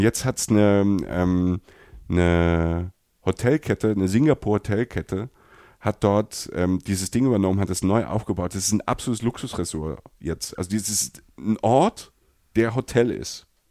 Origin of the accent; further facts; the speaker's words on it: Germany; für uns Deutsche